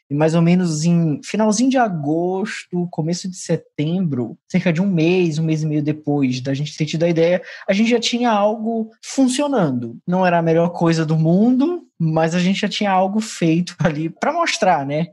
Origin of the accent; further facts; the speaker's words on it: Belém, Pará, Brazil; nós todos somos de Belém do Pará, e aqui existe uma expressão muito forte que se usa que é o o égua